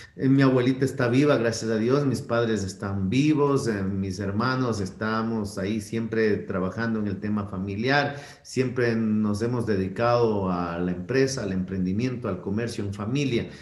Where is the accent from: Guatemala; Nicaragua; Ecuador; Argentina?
Ecuador; Quito, Pichincha; yo ni siquiera nací en Quito, pero de muy niño vine a esta ciudad